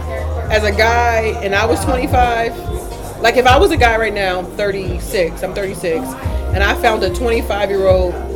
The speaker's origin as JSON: {"language": "English", "region": "New Jersey", "country": "United States", "tie": "born or raised there", "said": "20 minutes from my hometown"}